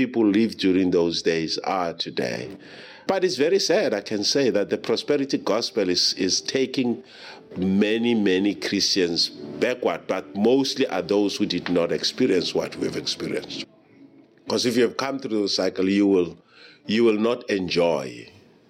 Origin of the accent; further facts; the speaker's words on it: South Africa; Growing up in South Africa